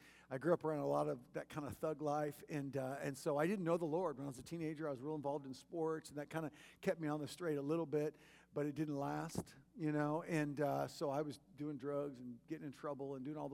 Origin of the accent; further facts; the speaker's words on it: Kansas City, Missouri, United States; also born or lived in Michigan; Kansas City, which is my hometown